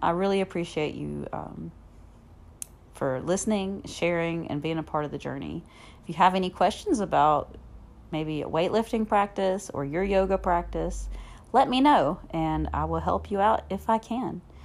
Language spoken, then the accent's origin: English; Southern US, United States; accent: Southern; also born or lived in Alabama; my Southern accent